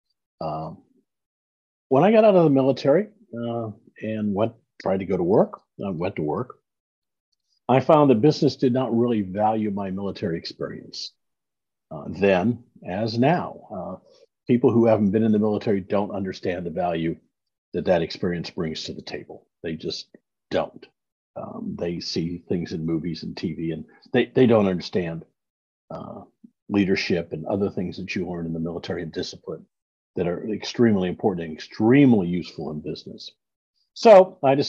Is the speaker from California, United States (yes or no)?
no; Iowa, United States; moved away as an adult; also born or lived in Kansas City; now in Dallas, United States; I'm a Midwestern boy. I grew up in Iowa.